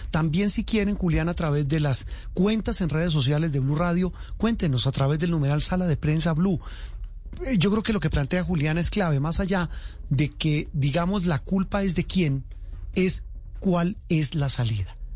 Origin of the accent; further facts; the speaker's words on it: Colombia; los colombianos hemos hablado en los últimos días.